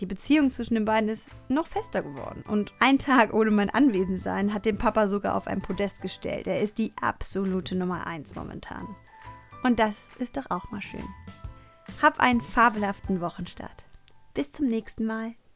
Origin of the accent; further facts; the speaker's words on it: Cologne, North Rhine-Westphalia, Germany; als Kölnerin